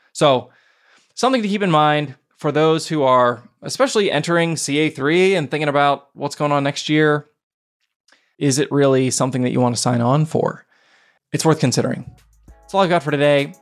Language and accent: English; Pittsburgh, Pennsylvania, United States; my hometown of Pittsburgh, Pennsylvania